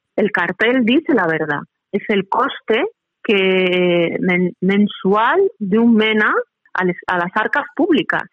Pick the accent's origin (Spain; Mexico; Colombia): Spain; como española